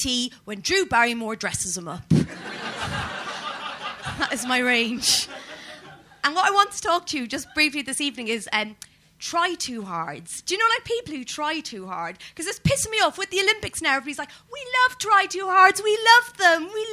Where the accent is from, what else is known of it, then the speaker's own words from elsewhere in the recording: Ireland; as an Irish person